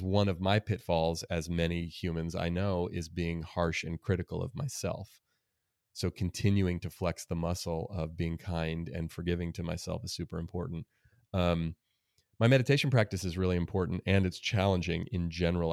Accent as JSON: {"language": "English", "town": "Oakland", "region": "California", "country": "United States", "tie": "born or raised there", "said": "my life growing up in Oakland, California, in a really diverse place"}